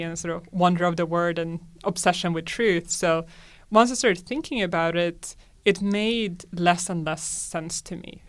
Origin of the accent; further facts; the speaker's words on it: Sweden; I'm from Sweden, and like most, uh, Swedes, I was raised as a secular Lutheran